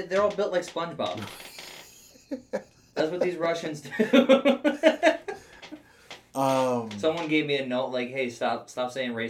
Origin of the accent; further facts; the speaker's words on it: Florida, United States; I grew up in Florida.